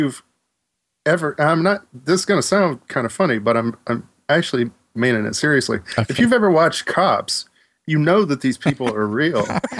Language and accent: English; the South, United States; I was born in the South as well and raised there.